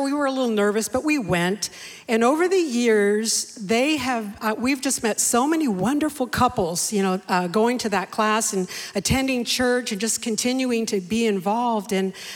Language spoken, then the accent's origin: English; San Jose, California, United States; also born or lived in Bakersfield, California; I was raised in San Jose all my life.